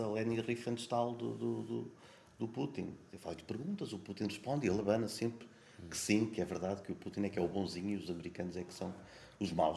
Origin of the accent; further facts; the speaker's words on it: Sabugal, Portugal; moved away as an adult; also born or lived in Lisbon; now in Terceira, Portugal; eu sou, sou do Sebogal, a minha terra, mas eu nunca me senti verdadeiramente lá